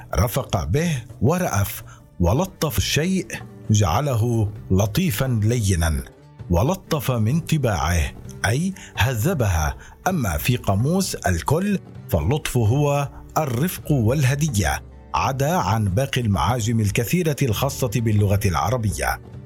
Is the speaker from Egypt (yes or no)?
no; Syria; now in Turkey; أننا كسوريين وعرب وكرد؟